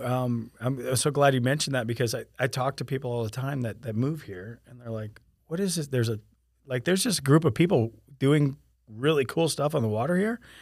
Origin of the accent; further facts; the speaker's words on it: Sarasota, Florida, United States; moved away as an adult; now in Winter Haven, United States; I came from Sarasota, Florida, um, and, uh, right after graduating high school in nineteen ninety-three, I, I moved here